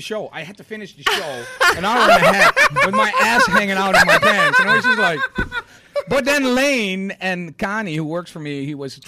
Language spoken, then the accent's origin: English; Rotterdam, South Holland, Netherlands; I'm from Rotterdam